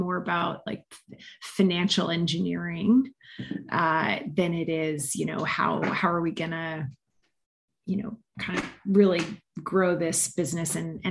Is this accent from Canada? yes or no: yes; Montreal, Quebec, Canada; moved away as an adult; also born or lived in London; now in Denver, United States; So I'm Canadian originally. I grew up in Montreal